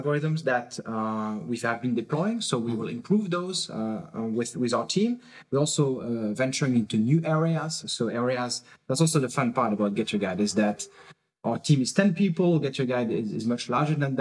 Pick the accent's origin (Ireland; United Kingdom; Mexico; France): France; now in Berlin, Germany; I'm originally from France